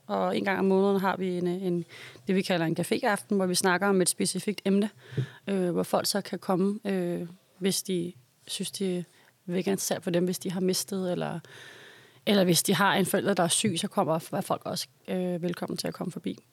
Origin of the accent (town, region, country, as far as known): Copenhagen, Capital Region of Denmark, Denmark